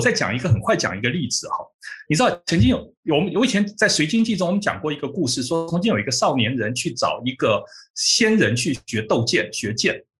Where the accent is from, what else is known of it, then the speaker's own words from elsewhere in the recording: Taiwan; also born or lived in United States; 我们台湾人